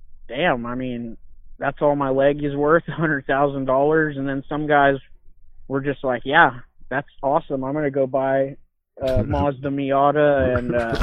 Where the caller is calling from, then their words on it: Kerrville, Texas, United States; I'm calling from Kerrville, Texas, in at the VA here